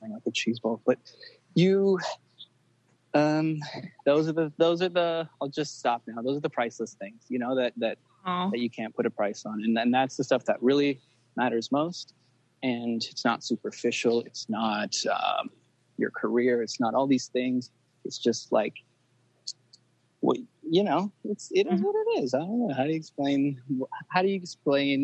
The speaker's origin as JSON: {"language": "English", "town": "Los Angeles", "region": "California", "country": "United States", "tie": "born or raised there", "said": "I was born in LA."}